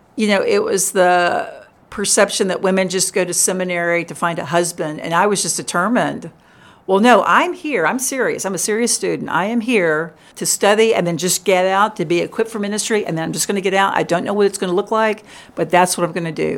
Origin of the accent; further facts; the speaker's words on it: Richmond, Virginia, United States; now in Memphis, United States; I grew up in Richmond, which was a great place